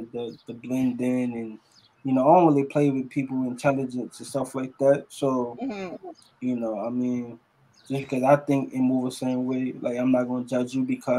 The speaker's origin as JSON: {"language": "English", "town": "New York City", "region": "New York", "country": "United States", "tie": "born or raised there", "also_born_or_lived": "Virginia Beach, Virginia / Newport News, Virginia", "moved": "yes", "lives_now": "Charlotte, United States", "said": "from Brooklyn, New York, from East New York, I left New York '98 to go to VA. So I grew up in VA"}